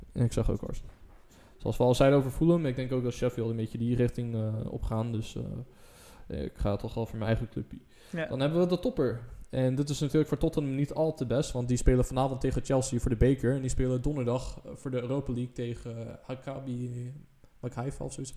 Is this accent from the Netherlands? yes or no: yes; Netherlands; als Nederlander